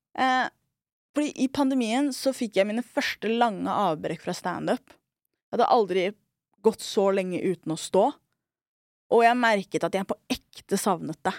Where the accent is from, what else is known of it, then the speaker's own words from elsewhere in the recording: Oslo, Norway; also born or lived in Trondheim / New York; Jeg er en somalier fra Skullerud